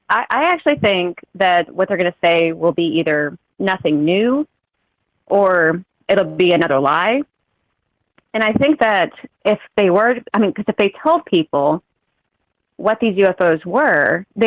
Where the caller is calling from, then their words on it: Missouri, United States; I'm calling. Oh, okay. I'm calling from Missouri. I don't know if my connection will be okay. I'm pretty rural.